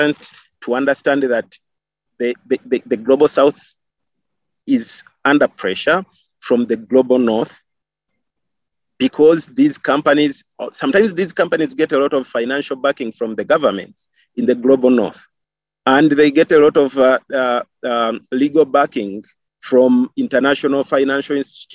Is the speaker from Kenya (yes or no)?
yes; Kenya; I grew up in Kenya and I lived in Kenya with my great grandmother